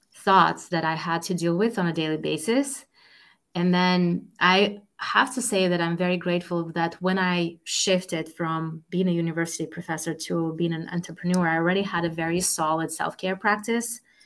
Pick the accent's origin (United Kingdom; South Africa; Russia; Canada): Russia; moved away as an adult; now in Boston, United States; I was born and raised in Russia